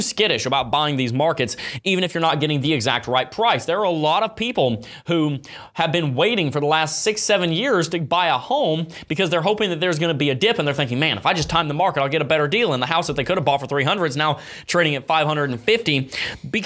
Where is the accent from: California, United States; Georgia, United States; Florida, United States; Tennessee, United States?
Florida, United States; I'm from Florida